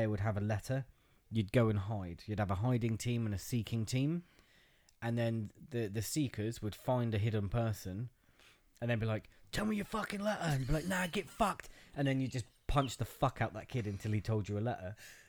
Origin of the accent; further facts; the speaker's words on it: Christchurch, Canterbury, New Zealand; I grew up in Nazi Germany, except for it wasn't in Germany